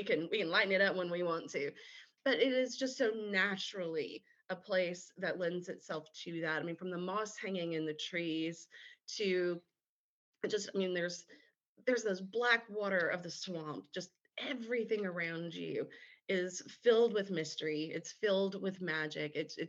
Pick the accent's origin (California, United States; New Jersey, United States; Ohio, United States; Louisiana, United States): Louisiana, United States; Baton Rouge; Louisiana, especially South Louisiana, where I grew up. I was born and raised in Baton Rouge.